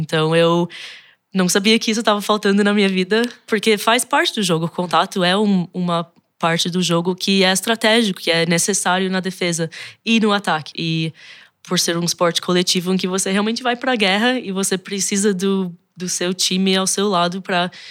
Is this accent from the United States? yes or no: yes; United States; born there; nasci nos Estados Unidos, mas meus dois pais são brasileiros. Foram para lá em 79 para fazer pós-graduação, também na época da ditadura finalizando aqui no Brasil.